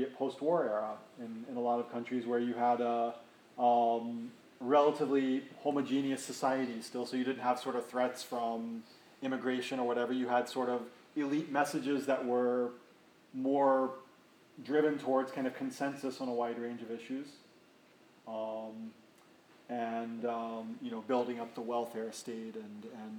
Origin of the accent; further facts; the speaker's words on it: United States; as an American